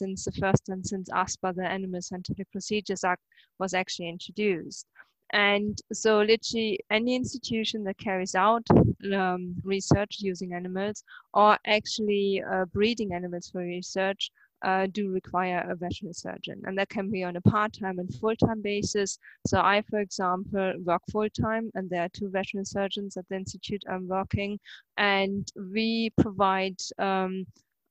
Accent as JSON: {"language": "English", "country": "Germany", "moved": "as an adult", "lives_now": "Scotland, United Kingdom", "said": "I'm originally actually from Germany, and I just came to Scotland in 2000"}